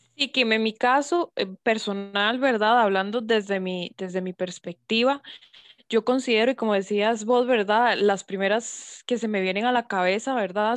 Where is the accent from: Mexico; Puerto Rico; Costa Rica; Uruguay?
Costa Rica; lo que tanto nos identifica como costarricenses